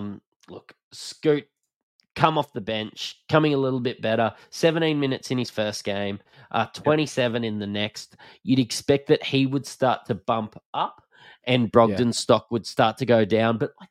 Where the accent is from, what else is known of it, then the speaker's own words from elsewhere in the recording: Australia; accent: Bogan; If you can't tell from our flamboyant Bogan accents, we're Australian